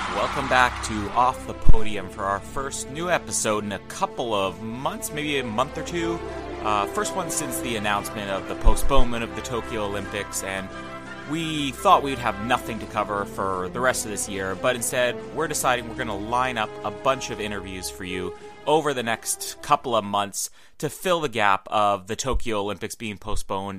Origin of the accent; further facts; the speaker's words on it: Winnipeg, Manitoba, Canada; my hometown, Winnipeg